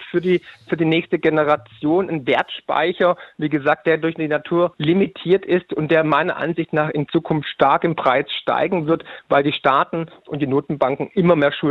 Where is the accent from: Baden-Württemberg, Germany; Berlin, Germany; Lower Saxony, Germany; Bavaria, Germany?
Baden-Württemberg, Germany; accent: Swabian; Ich bin Schwabe, wie man ah, wahrscheinlich hört.